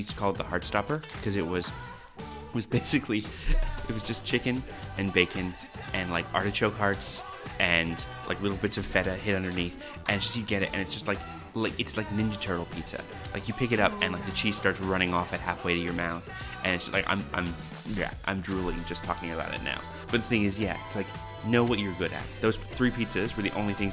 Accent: New Brunswick, Canada; now in Sydney, Australia; I grew up in New Brunswick, on the east coast of Canada

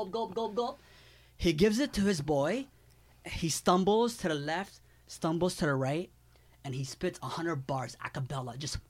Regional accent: Toronto, Ontario, Canada; And I tell The Game, yo, we're from Toronto.

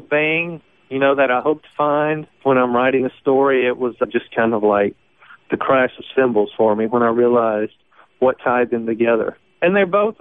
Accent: Magnolia, Mississippi, United States; my hometown of Magnolia, Macomb

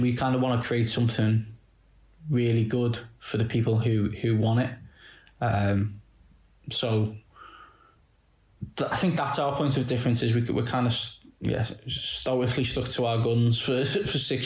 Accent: just outside Liverpool, North West England, United Kingdom; I'm from just outside, and from a new town

